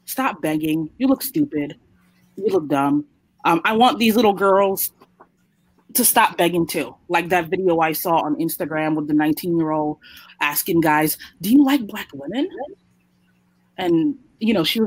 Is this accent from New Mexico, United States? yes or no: no; New York, United States; growing up in New York